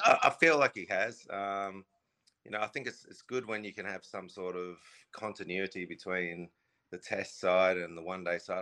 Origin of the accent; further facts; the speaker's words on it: Australia; moved away; I grew up in Australia